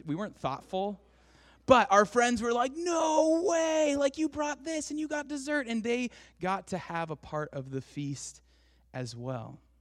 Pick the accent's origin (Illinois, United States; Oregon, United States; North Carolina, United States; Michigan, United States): Oregon, United States; Portland; growing up in Portland, I went to David Douglas